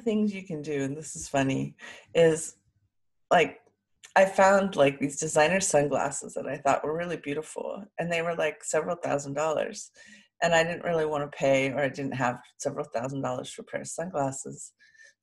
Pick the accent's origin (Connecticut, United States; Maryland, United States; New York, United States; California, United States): California, United States; Sausalito; I was born in Sausalito, overlooking San Francisco, with a beautiful view from the house that I was born